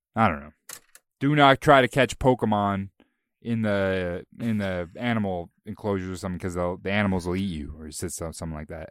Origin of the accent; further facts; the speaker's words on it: Bowmanville, Ontario, Canada; my hometown